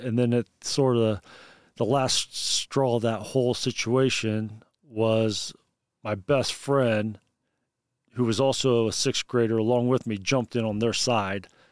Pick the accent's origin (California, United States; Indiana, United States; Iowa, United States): Indiana, United States; Bluffton; I am from Bluffton, Indiana. It's in Wells County, about thirty miles south of Fort Wayne, Indiana